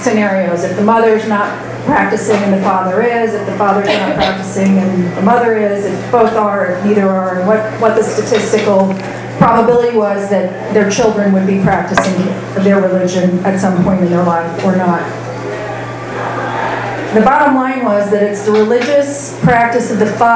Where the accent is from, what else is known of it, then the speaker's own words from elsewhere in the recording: Fort Wayne, Indiana, United States; I grew up in Fort Wayne, Indiana.